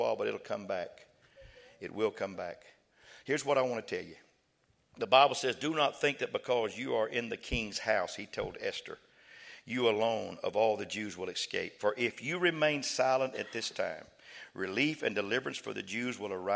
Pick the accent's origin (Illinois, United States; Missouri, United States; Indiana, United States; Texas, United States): Texas, United States; West; we was raised in West Texas